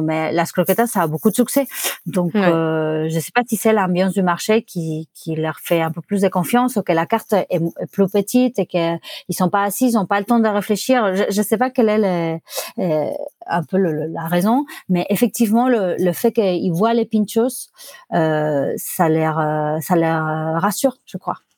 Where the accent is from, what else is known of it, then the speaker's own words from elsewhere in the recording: Barcelona, Catalonia, Spain; French is a second language; moved away as an adult; also born or lived in Buenos Aires, Argentina / Paris, France / Bordeaux, France / Touraine, France; now in Poitiers, France; à mes 5 ans, on a déménagé à Barcelone. Euh, et, donc, j'ai vécu à Barcelone entre mes 5 ans et mes 30 ans, où je déménageais en France à Poitiers